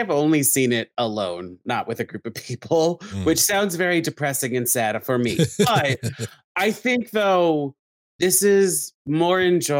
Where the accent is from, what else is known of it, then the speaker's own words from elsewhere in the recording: New York, United States; I'm from New York.